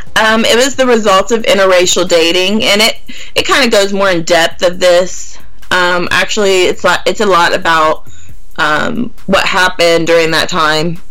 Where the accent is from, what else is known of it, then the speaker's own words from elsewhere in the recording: Gas City, Indiana, United States; The town I actually grew up in and went to school was Gas City